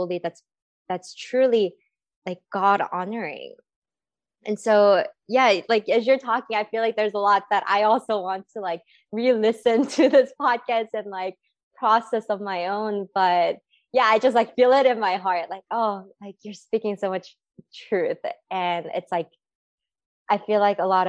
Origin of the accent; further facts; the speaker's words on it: California, United States; I grew up in California.